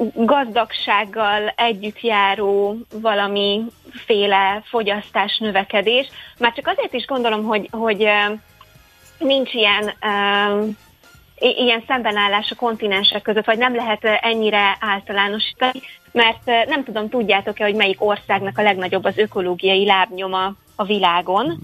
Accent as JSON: {"language": "Hungarian", "town": "Székesfehérvár", "region": "Fejér", "country": "Hungary", "said": "én egyébként Székesfehérvári vagyok"}